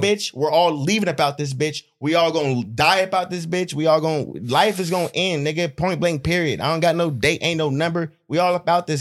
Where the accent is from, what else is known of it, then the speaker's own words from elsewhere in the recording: Stockton, California, United States; also born or lived in Hayward, California; I was born in Hayward, but I grew up in Stockton